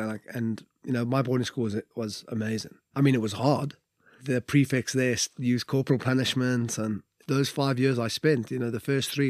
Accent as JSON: {"language": "English", "region": "Wales", "country": "United Kingdom", "said": "We'll just be ushered out in the morning because we're Welsh legends."}